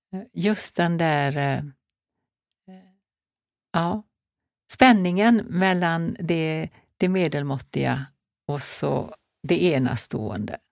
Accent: Marstrand, Västra Götaland, Sweden; moved away; also born or lived in Hola, north of Alingsås; det är ju där jag är född och uppvuxen.

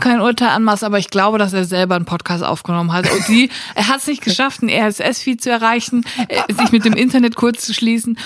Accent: Siegerland, North Rhine-Westphalia, Germany; now in Cologne, Germany; ich komme aus dem Siegerland

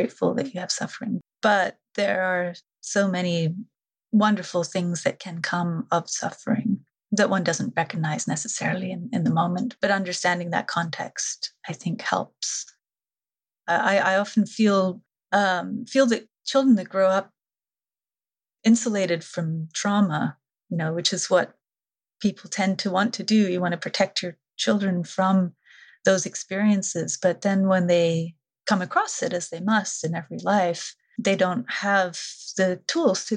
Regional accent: India; moved away; growing up in India, the culture that was had the greatest influence on me was the Indian culture.

